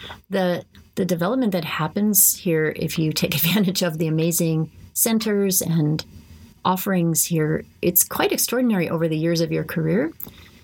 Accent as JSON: {"language": "English", "town": "San Jose", "region": "California", "country": "United States", "tie": "born or raised there", "said": "growing up in San Jose"}